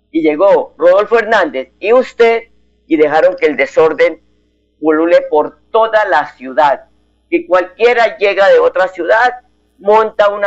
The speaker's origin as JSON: {"language": "Spanish", "country": "Colombia", "said": "Así que como buen eh, em, colombiano, como buen eh, patriota, hay que ir a las urnas a elegir los candidatos de sus preferencias."}